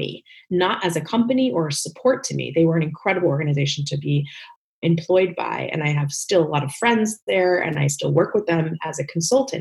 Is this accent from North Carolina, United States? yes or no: no; Northern New Jersey, United States; moved away as an adult; also born or lived in New York City; now in Los Angeles, United States; really raised in New Jersey, Northern Jersey